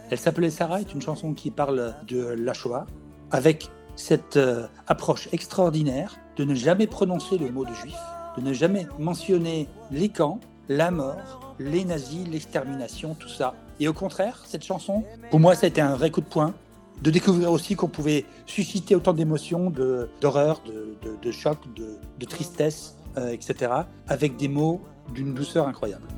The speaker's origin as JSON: {"language": "French", "country": "France", "also_born_or_lived": "Vienna, Austria", "moved": "as an adult", "said": "je suis chez moi en France"}